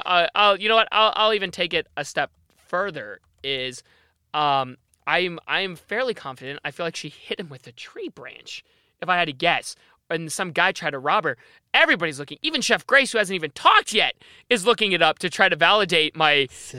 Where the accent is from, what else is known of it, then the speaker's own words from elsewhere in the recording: Australia; I'm from Australia.